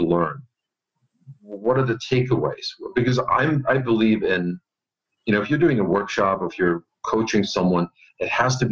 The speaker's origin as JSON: {"language": "English", "country": "Germany", "tie": "born or raised there", "also_born_or_lived": "Austria", "moved": "as an adult", "lives_now": "United States", "said": "I'm not originally from the U.S. I was born and raised in Germany. And I left Germany, went to Austria, and then worked in Austria for a bit, and then came over to the U.S."}